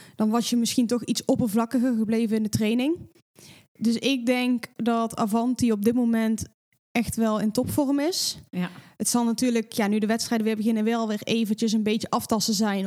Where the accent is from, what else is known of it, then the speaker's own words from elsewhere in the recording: North Brabant, Netherlands; En ik kom natuurlijk uit Brabant